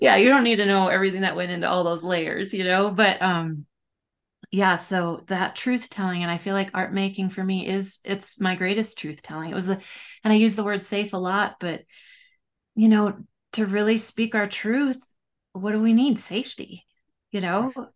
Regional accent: Minnesota, United States; I'm this Minnesotan

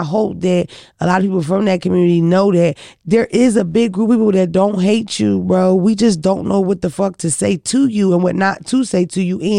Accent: Philadelphia, Pennsylvania, United States; I'm from Philadelphia where you see a lot of gay people, trans and all that.

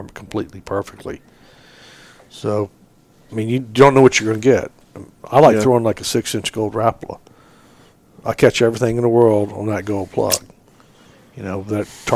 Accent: Southwest Florida, United States; growing up in Southwest Florida

